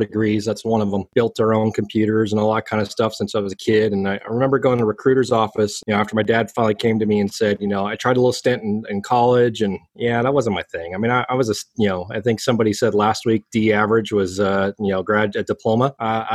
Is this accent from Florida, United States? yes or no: no; Reno, Nevada, United States; moved away; also born or lived in Iowa / St. Thomas, U.S. Virgin Islands; I grew up in Reno, Nevada